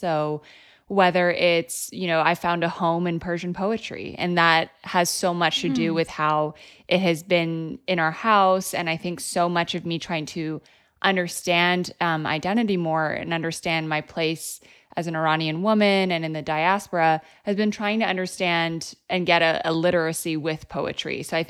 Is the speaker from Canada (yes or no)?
yes; Vancouver, British Columbia, Canada; also born or lived in Iran; when I was growing up in Canada, you know, I moved to Vancouver, Canada when I was about 4. I grew up mostly there. I grew up back and forth between Iran and Canada, spending time in Tehran in the summers with all my cousins.